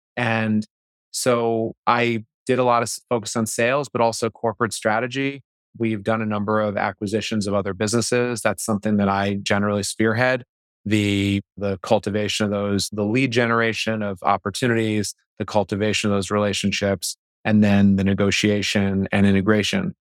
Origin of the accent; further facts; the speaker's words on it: Boston, Massachusetts, United States; I grew up in the Boston area.